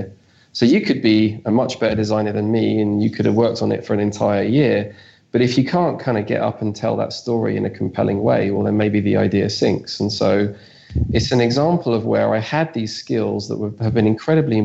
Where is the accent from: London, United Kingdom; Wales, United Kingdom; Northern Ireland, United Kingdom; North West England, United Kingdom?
London, United Kingdom; I'm from South London in the UK